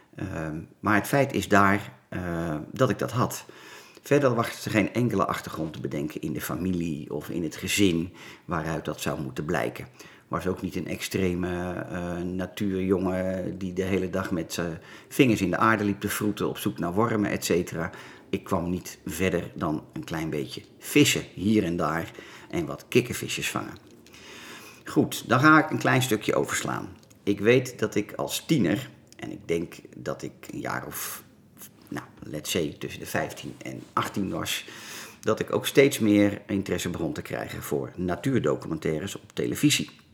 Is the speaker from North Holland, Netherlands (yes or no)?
yes; Laren, North Holland, Netherlands; Ik ben geboren in het Gooi, in het mooie dorpje Laren, Noord-Holland. Dus een Gooisjochie